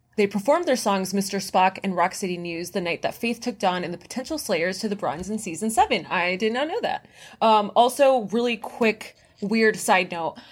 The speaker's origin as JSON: {"language": "English", "region": "Florida", "country": "United States", "said": "I'm from Florida, so it's literally a swamp."}